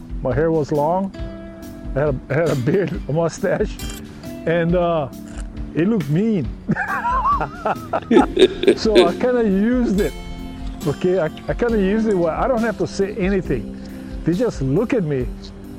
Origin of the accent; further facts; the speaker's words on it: Hawaii, United States; myself and another surfer from Hawaii